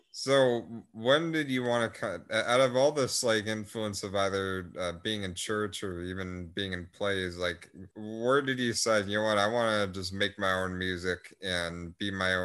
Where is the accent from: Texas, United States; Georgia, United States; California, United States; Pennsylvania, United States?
Texas, United States; Melissa; Texas. And Melissa, like the middle of nowhere part.